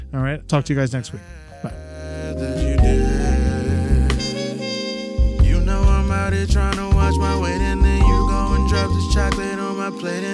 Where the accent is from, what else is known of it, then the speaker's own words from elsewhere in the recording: Boca Raton, Florida, United States; also born or lived in Orlando; I was born in Orlando, but I went to high school and middle school there. So I feel like I treat Boca as where I'm actually from.